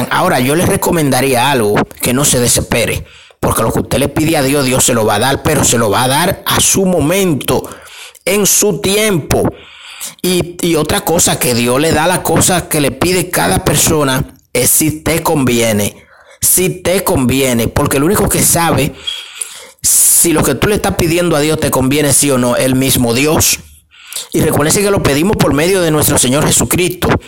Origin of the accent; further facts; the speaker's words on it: Dominican Republic; los 24 de diciembre nosotros como buenos dominicanos eh, ponemos una mesa y le, le hacemos una cena especial a nuestra familia, a nuestros hijos o nuestra madre. Nos criaron con eso, desde que yo era niño